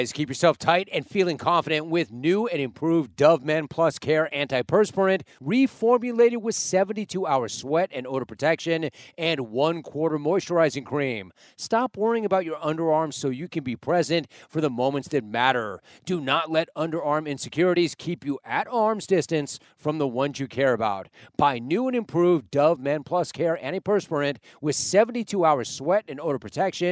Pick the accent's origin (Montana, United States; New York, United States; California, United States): California, United States; Southern; I grew up in Southern California playing tennis